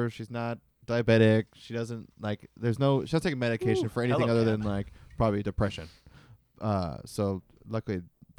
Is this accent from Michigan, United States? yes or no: yes; Michigan, United States; I'm from Michigan.